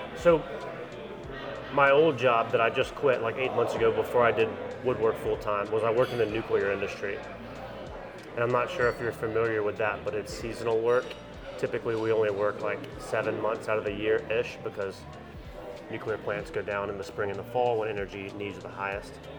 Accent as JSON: {"language": "English", "town": "Anderson", "region": "South Carolina", "country": "United States", "said": "I'm from Anderson, South Carolina"}